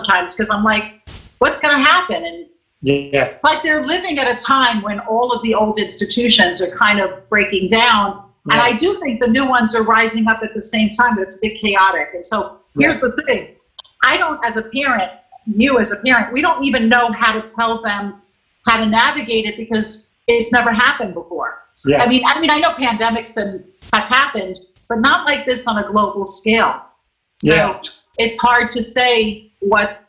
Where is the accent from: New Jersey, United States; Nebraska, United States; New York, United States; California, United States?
New York, United States; New York City; I'm a Guido from Brooklyn